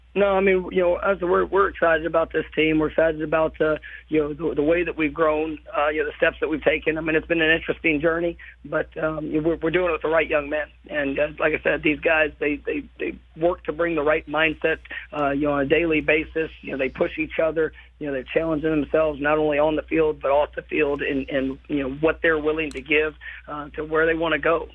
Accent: Irving, Texas, United States; moved away as an adult; I grew up in the Metroplex. I, mo- I moved around, you know, quite a few times, but uh, but for my for my entire until I was 18 years old, I was in uh, in the in the Metroplex

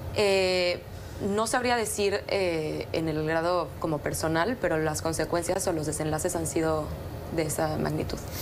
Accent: Mexico; como mexicana crecí escuchando al Chapo

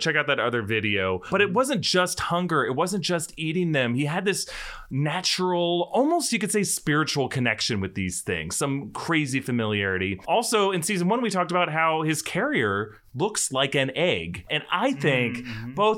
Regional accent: North Florida, United States; I'm from North Florida, not South Florida

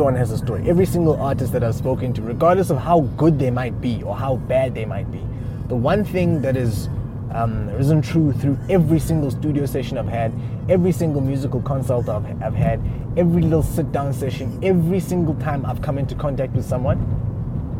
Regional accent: Eastern Cape, South Africa; also born or lived in Uganda; I'm originally a Ugandan. I grew up in the Eastern Cape.

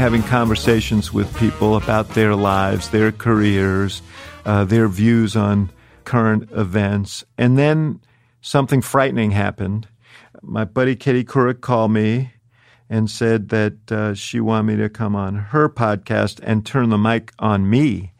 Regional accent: New York City, New York, United States; born there; No, I was born right here in New York City.

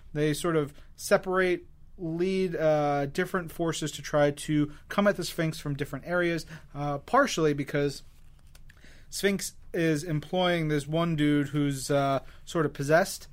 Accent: New York City, New York, United States; as a New Yorker

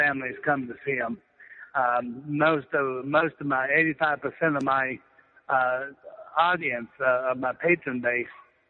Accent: Pittsburgh, Pennsylvania, United States; also born or lived in Northern Virginia; now in Stephens City, United States; I grew up in the Pittsburgh, Pennsylvania area, that had at one time 35 drive-ins.

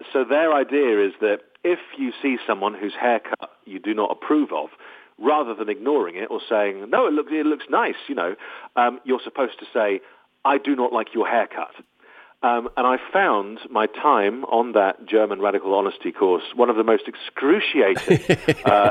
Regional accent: United Kingdom; also born or lived in Los Angeles, United States; I am very British.

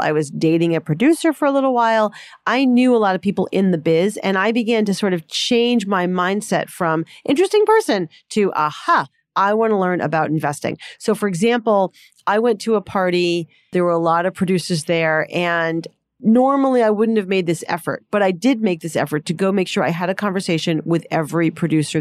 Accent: Boston, Massachusetts, United States; I grew up in Boston.

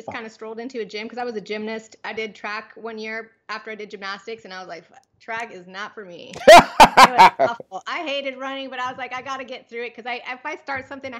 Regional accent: Pomona, California, United States; born there; No, actually I was born in Pomona. My dad came to the US when he was 18 and came to California.

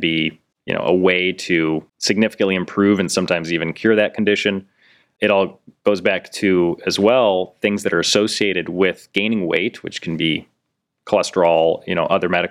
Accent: North Royalton, Ohio, United States; west side, I grew up in North Royalton

